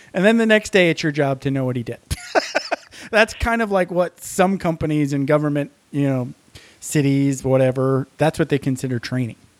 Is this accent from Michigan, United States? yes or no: yes; Upper Peninsula, Michigan, United States; moved away; I'm from the, uh, Upper Peninsula